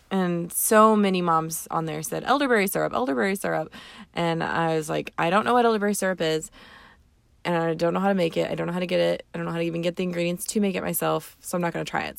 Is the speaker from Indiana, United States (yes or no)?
yes; Southern Indiana, United States; We're from Southern Indiana